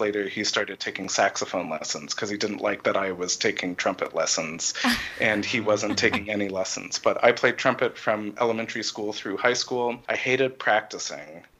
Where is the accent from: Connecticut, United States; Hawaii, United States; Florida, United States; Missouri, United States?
Connecticut, United States; Ridgefield; moved away as an adult; also born or lived in Houston, Texas / Dallas, Texas; now in Michigan, United States; I was born in Houston, Texas, and we moved to Dallas when I was three years old, and then when I was eight or nine, we moved to Connecticut.